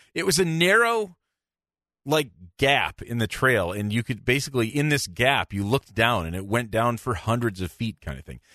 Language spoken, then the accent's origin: English; Michigan, United States; I'm from Michigan